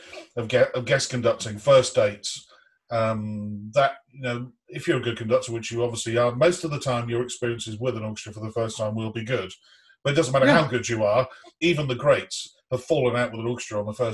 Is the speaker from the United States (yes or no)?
no; United Kingdom; as a Brit